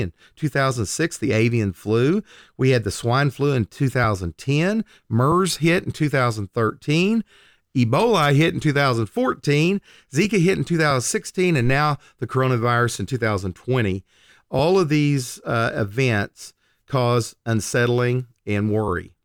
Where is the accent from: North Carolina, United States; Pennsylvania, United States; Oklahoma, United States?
Oklahoma, United States; I'm born and raised in Oklahoma